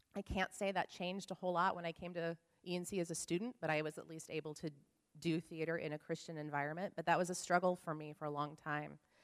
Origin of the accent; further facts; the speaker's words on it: Oklahoma, United States; grew up in Oklahoma in a Nazarene church